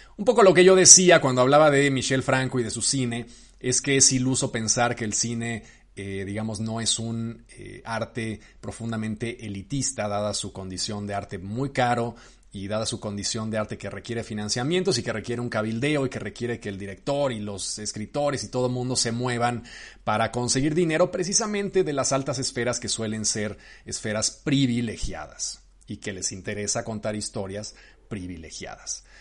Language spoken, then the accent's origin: Spanish; Mexico; yo como cineasta mexicano